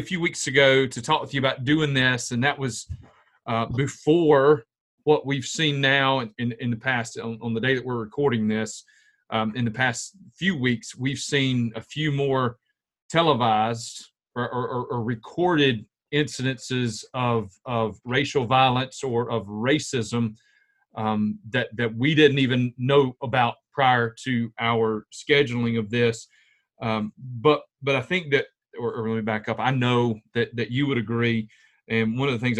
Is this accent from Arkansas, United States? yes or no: no; Spartanburg, South Carolina, United States; now in Camden, United States; We're both from Spartanburg